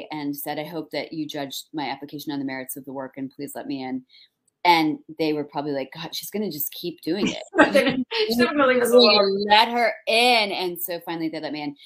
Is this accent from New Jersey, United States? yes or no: yes; New Jersey, United States; also born or lived in New York / Minnesota; now in Boston, United States; So I grew up in New Jersey. Don't hold it against me. I was born in New York, like grew up in Jersey.